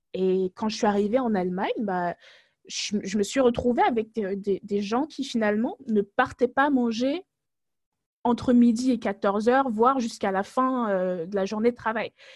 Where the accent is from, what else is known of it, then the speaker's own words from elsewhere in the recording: France; moved away as an adult; also born or lived in Togo; now in Germany; je suis née au Togo, mais j'ai grandi en France